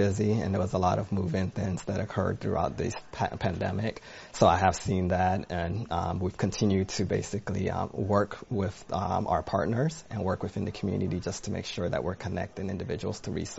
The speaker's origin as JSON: {"language": "English", "town": "Tallahassee", "region": "Florida", "country": "United States", "tie": "born or raised there", "also_born_or_lived": "Riverdale, Georgia / Ghana", "moved": "as an adult", "said": "And I still have family in Ghana, and we actually went back as recently in 2019. But My upbringings were in Tallahassee, Florida. I spent a good part of my time there."}